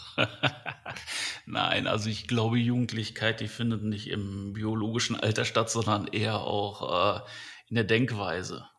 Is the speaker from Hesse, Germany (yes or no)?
no; Düsseldorf, North Rhine-Westphalia, Germany; ich bin in Düsseldorf aufgewachsen